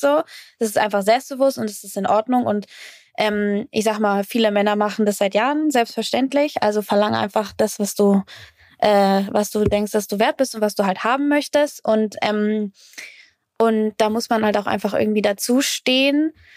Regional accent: Fürth, Bavaria, Germany; in Fürth, wo ich, äh, wo ich aufgewachsen bin

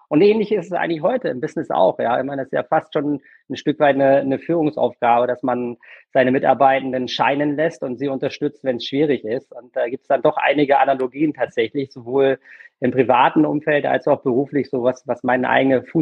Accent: Germany; now in Berlin, Germany; ich bin ja kein gebürtiger Berliner. Ne? Also ich hm. äh, wohne jetzt hier seit seit fast 17 Jahren. Ähm, komme ursprünglich aus der Nähe von, von Bremen.

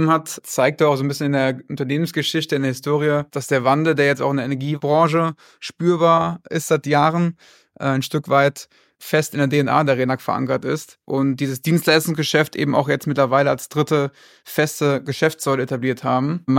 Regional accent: Rhineland, Germany; bin 35 Jahre jung, komme gebürtig aus dem Rheinland

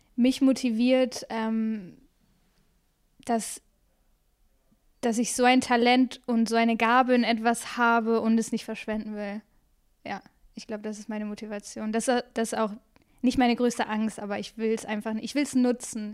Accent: Bremen, Germany; moved away as an adult; also born or lived in Freiburg / Essen; now in Cologne, Germany; in meiner Heimatstadt in Bremen

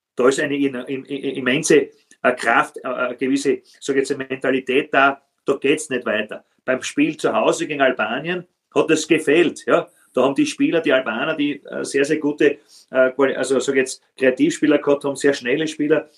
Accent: Styria, Austria; das ist aus meiner Heimat, muss sagen, Hartberg

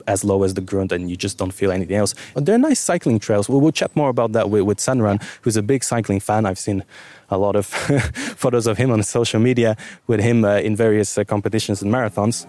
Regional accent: Bulgaria; now in Luxembourg; I'm from Bulgaria and Turkey is right around the corner

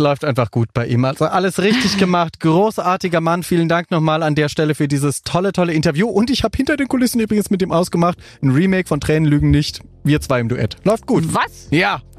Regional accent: Mannheim, Baden-Württemberg, Germany; Ich bin ja Mannheimer ursprünglich

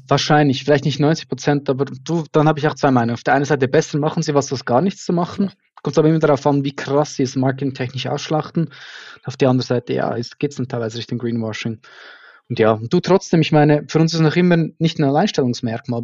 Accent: Switzerland; accent: Swiss German; mir als Schweizer aus einem kleinen Dorf

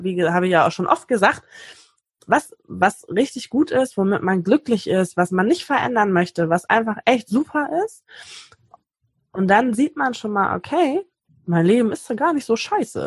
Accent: Hamburg, Germany; ich komme aus Hamburg

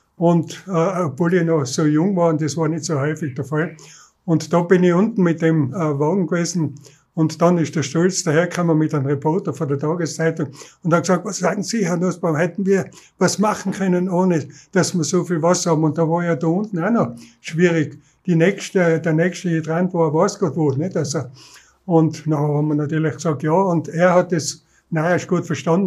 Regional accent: Innsbruck, Tyrol, Austria; ich bin in Wilden aufgewachsen

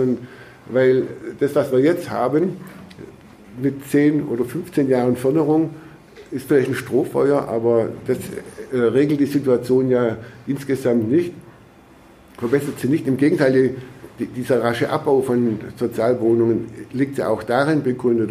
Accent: Baden-Württemberg, Germany; bei uns in Baden-Württemberg

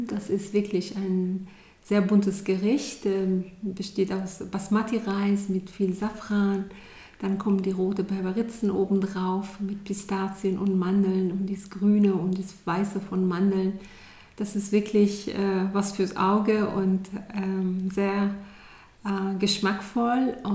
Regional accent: Iran; now in Germany; meine Kindheit war im Grunde äh, wie die Kindheit vieler Kinder hier in Deutschland. Das war nicht anders.

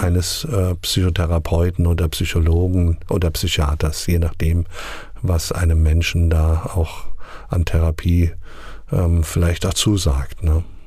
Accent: near Hanau, Southern Hesse, Germany; moved away as an adult; also born or lived in Sontra / Bebra; now in Asmushausen, Germany; Ich bin in Südhessen geboren, in der Nähe von Hanau

